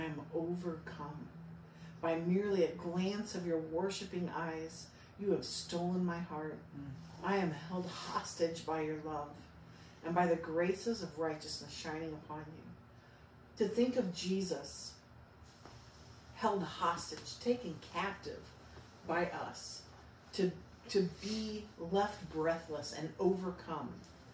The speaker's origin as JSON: {"language": "English", "region": "Southern District", "country": "Israel", "said": "Libethini. I'm from Southern Israel."}